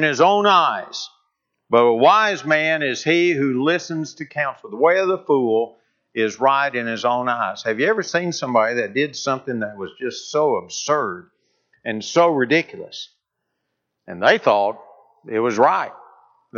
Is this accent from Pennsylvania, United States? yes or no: no; North Alabama, United States; moved away as an adult; also born or lived in Kentucky; I grew up in North Alabama